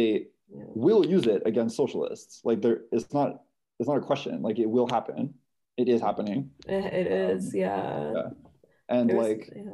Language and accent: English; Canada; I'm Canadian